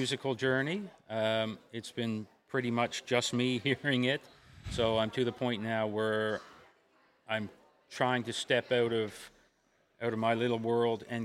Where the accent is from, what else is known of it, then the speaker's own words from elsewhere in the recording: Gander, Newfoundland and Labrador, Canada; I'm from Gander